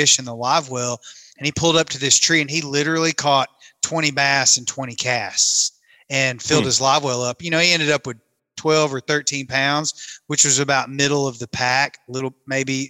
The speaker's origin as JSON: {"language": "English", "area": "an hour and a half north of Pickwick", "region": "Tennessee", "country": "United States", "tie": "born or raised there", "said": "my hometown, I grew up about an hour and a half north of Pickwick on Kentucky Lake"}